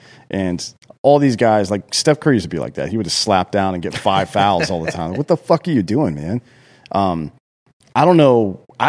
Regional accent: Australia; Well, especially growing up in Australia, nobody...

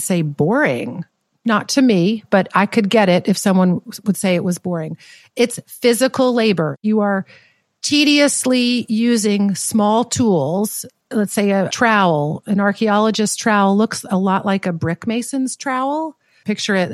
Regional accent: the South, United States; I grew up in the South.

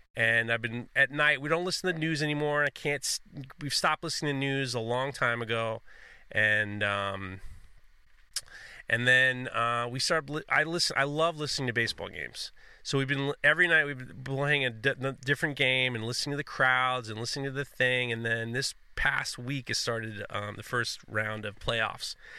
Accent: New York City, New York, United States; being a New Yorker

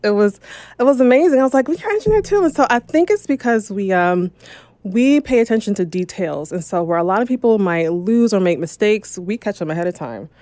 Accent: New Jersey, United States; also born or lived in Philadelphia, Pennsylvania; now in Los Angeles, United States; I'm from New Jersey

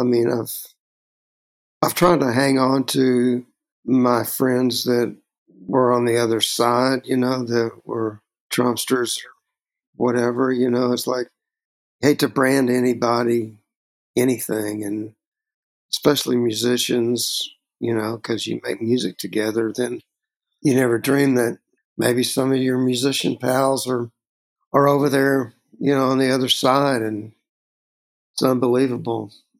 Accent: Texas, United States; a composite kind of character for me growing up in Texas.

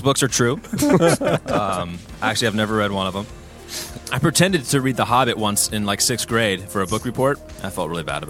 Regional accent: South Florida, United States; moved away; also born or lived in Boston; I'm originally from South Florida.

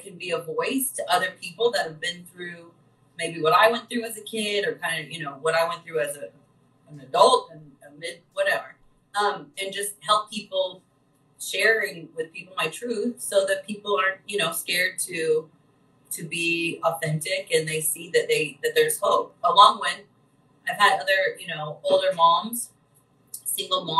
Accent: Vincennes, Indiana, United States; born or raised there; moved away as an adult; also born or lived in Terre Haute, Indiana

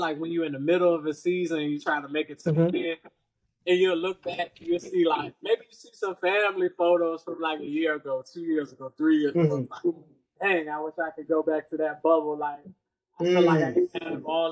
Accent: Richmond, Virginia, United States; also born or lived in New York / Chesterfield, Virginia; we resided in Richmond, the south side of Richmond, ended up moving to Chesterfield.

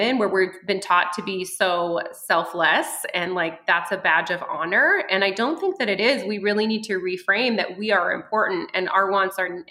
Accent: France; also born or lived in near Denver, Colorado, United States; now in Colorado, United States; I was born in France and we had an outhouse.

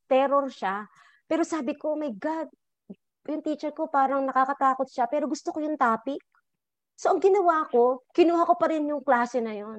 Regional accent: Laguna, Calabarzon, Philippines; Laguna, pag namamalengke kami doon ng nanay ko, when I was younger

